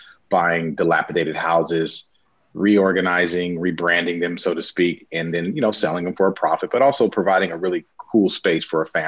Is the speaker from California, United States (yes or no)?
yes; Los Angeles, California, United States; I grew up in Los Angeles.